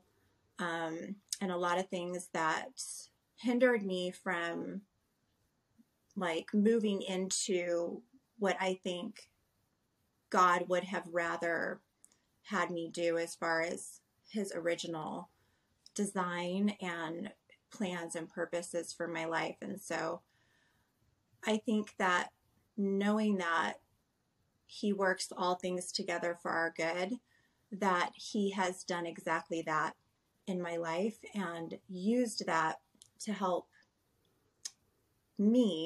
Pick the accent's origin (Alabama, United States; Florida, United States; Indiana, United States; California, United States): California, United States; Southern; born or raised there